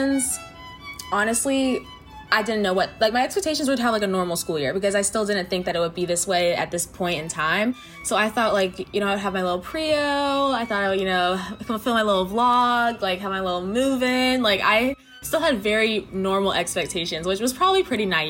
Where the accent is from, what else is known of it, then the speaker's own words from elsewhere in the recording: South Carolina, United States; I'm from South Carolina